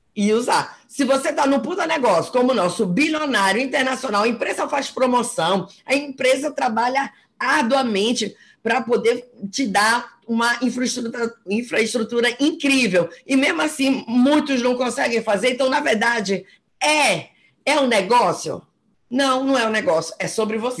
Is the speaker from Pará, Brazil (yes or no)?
yes; Belém, Pará, Brazil; moved away as an adult; now in Fortaleza, Brazil; eu sou de Belém, mas estou há dois anos em Fortaleza